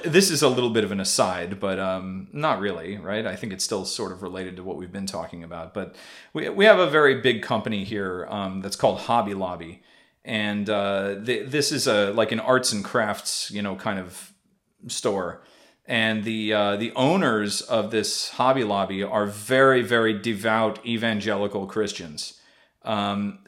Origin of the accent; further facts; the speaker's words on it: United States; Coming from the United States and coming from my, you know, obviously my childhood, you know, in the U.S.